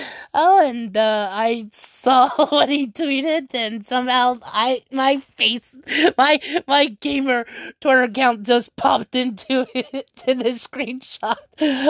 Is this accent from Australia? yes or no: no; Peru; now in United States; I'm a pro Clash Royale player for Tribe Gaming in the United States, but I am originally from Peru.